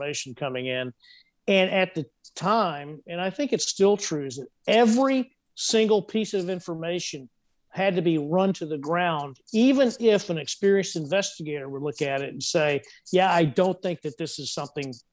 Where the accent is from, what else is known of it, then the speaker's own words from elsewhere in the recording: Texas, United States; moved away; also born or lived in Los Angeles; my home state, you know, the great, mighty, and sovereign state of Texas